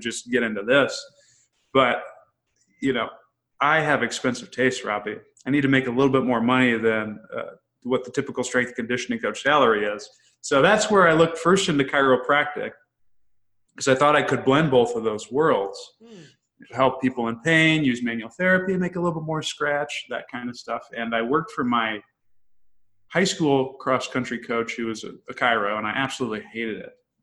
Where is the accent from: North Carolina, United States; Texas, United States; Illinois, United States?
Illinois, United States; I'm from Illinois originally, a small town.